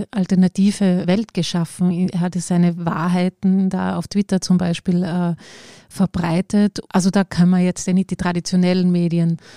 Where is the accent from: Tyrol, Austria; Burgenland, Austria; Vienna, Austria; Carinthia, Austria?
Tyrol, Austria; Also ich bin in Tirol aufgewachsen und das war immer so ein Hintergrundrauschen.